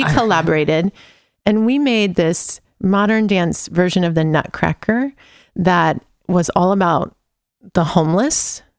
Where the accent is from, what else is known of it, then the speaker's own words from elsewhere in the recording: California, United States; also born or lived in Livermore / San Francisco; I was born in the East Bay in Livermore, California, also because there wasn't a hospital where we were living, which might have been Pleasanton or Alamo. I'm not sure. I don't remember. But then I lived in San Francisco as a kid